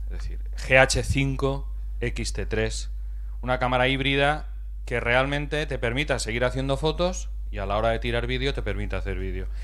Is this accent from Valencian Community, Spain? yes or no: yes; Novelda, Valencian Community, Spain; Soy de Novelda